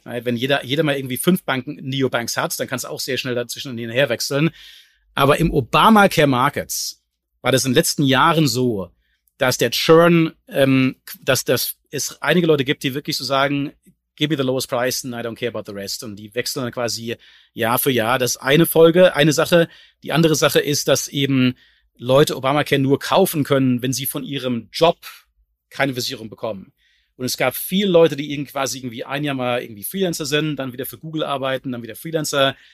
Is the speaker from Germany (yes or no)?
yes; Germany; als Deutscher